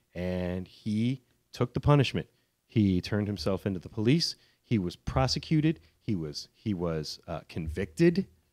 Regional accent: outside Chicago, Illinois, United States; also born or lived in Washington, D.C.; I'm born in D C, but I grew up outside Chicago

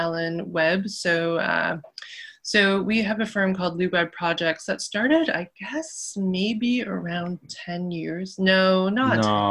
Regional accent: Toronto, Ontario, Canada; I grew up in North York, of Taiwanese Canadian descent

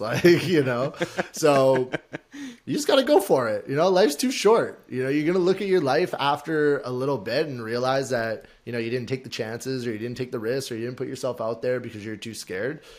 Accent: Alberta, Canada; now in Toronto, Canada; we're both from Alberta

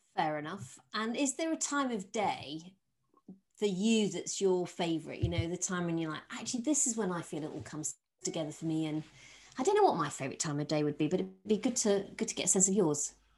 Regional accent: Yorkshire and the Humber, United Kingdom; I'm from Yorkshire

